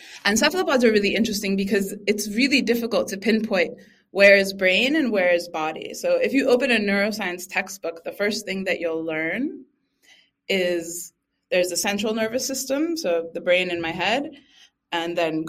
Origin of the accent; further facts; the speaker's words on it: Boston, Massachusetts, United States; I grew up in Boston